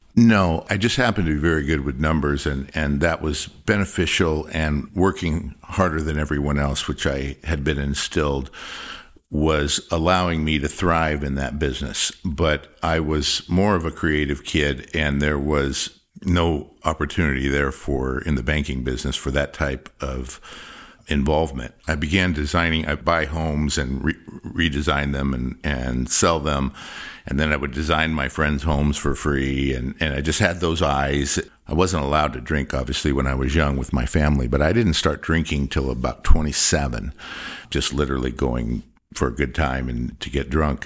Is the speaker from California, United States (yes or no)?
yes; Compton, California, United States; also born or lived in Indiana / Long Beach, California; I was raised in Compton, California, till I was about fourteen years old.